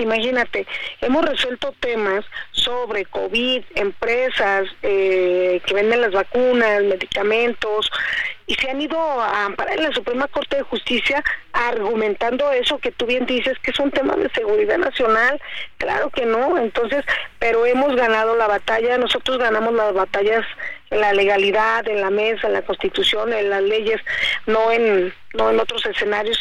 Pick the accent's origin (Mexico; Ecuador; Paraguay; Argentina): Mexico; como mexicanos